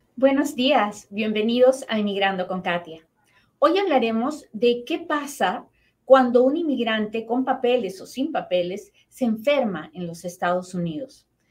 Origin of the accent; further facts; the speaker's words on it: Peru; now in United States; mi familia en Perú